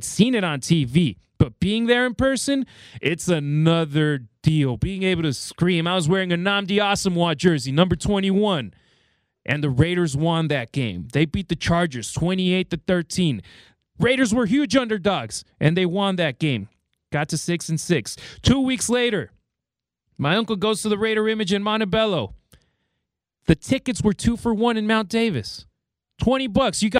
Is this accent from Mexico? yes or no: yes; Mexico; So she took us to Mexico, and I grew up in Mexico. I lived out there for 12 years.